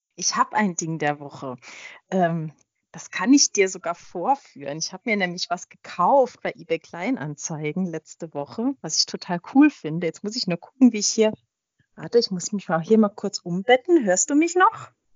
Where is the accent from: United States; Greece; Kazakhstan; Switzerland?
Switzerland; ich bin äh, in der Schweiz geboren, habe auch immer noch äh, Schweizer Staatsbürgerschaft